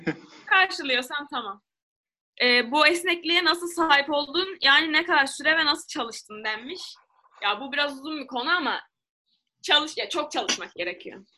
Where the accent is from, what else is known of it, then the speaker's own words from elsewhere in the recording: Turkey; evet Türk'üm